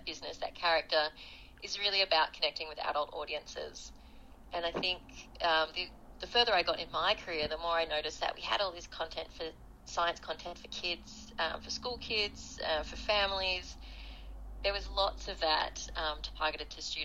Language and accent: English; Australia; also born or lived in South Africa; I went over there as an Australian volunteer for international development